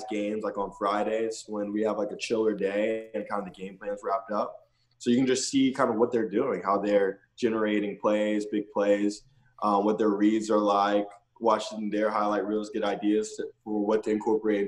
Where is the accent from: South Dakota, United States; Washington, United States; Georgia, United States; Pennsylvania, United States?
Georgia, United States; Atlanta; now in Jacksonville, United States; I'm from Atlanta, so I grew up in like the Mike Vick days